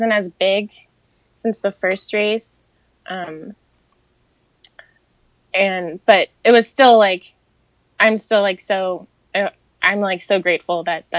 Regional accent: Florida, United States; I'm from Florida

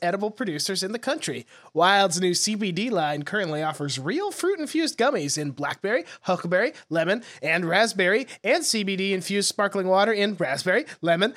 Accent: Montana, United States; now in Austin, United States; my parents sent me some photos of Montana and there's like 6 inches of snow in my hometown

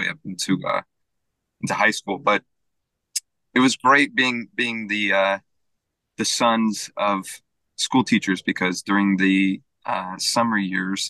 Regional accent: Fremont, California, United States; I'm actually from Fremont

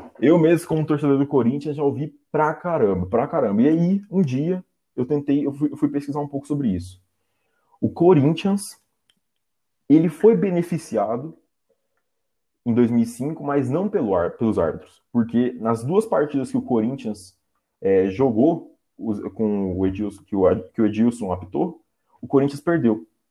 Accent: Goiânia, Goiás, Brazil; eu sou aqui de Goiânia

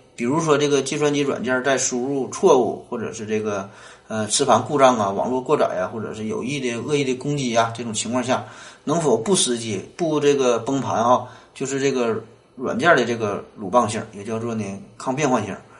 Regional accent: Northeast China, China; 咱们东北人呐

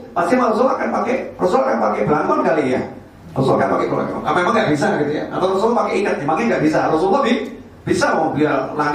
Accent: Java, Indonesia; Kita orang Jawa pakai peci hitam saja atau pakai kopiah saja.

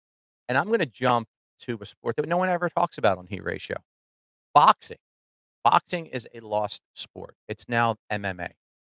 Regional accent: New Jersey, United States; I grew up in Jersey, where we had cable before most people.

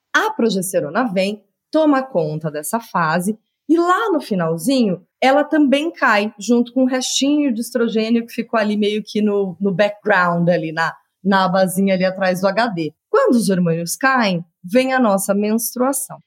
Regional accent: Curitiba, Paraná, Brazil; moved away as an adult; also born or lived in São Paulo; eu sou curitibana, filha única, de uma criação bastante é, convencional, né? E quando eu me mudei para São Paulo, em, com 23 anos

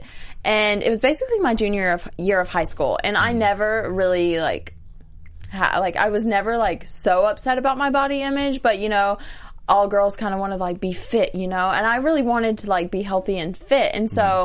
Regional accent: Arkansas, United States; moved away as an adult; now in Los Angeles, United States; my hometown in the South

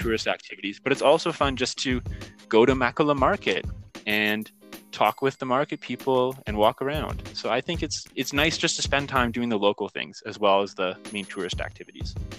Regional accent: Canada; I'm initially from Canada, so I'm back home in Canada now

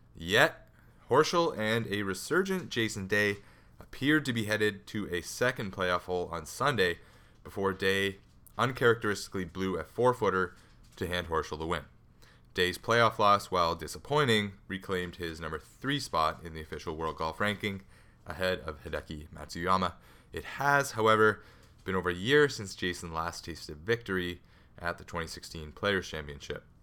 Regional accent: Canada; I'm Canadian

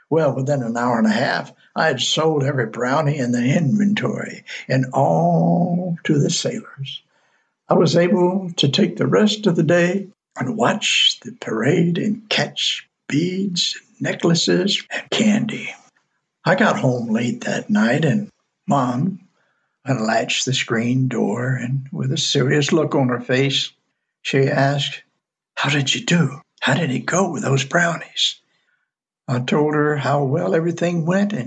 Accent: Mobile, Alabama, United States; in my hometown on the Gulf, most people don't know that our city of Mobile was the first to have Mardi Gras

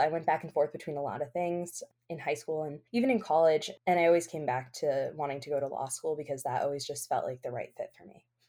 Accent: Albany, New York, United States; I grew up here in Albany. I was born in Albany

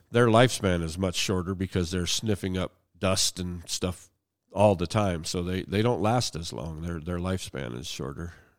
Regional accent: Hermitage, Pennsylvania, United States; moved away as an adult; also born or lived in Sharon, Pennsylvania; now in Lincoln, Montana, United States; I was born in western Pennsylvania, uh, uh, born in Sharon, but I was actually from a small town Hickory, Pennsylvania. It's now renamed to Hermitage, but, yeah, I still have family there, and, uh, I, I grew up, finished high school there

